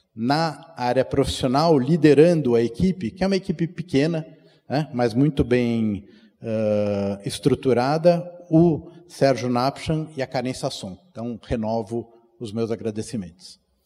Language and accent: Portuguese; São Paulo, Brazil; fui criado aqui na CIP, no ensino religioso